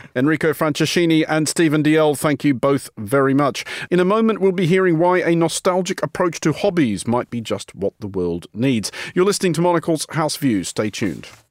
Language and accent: English; Australia; now in London, United Kingdom; an Australian living in London